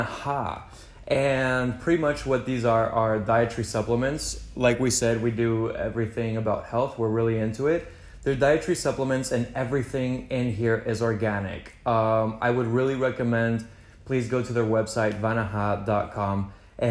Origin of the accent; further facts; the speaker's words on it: Mexico; also born or lived in Houston, United States; now in Los Angeles, United States; I was born in Houston. I was raised in Mexico my whole life. And now I am based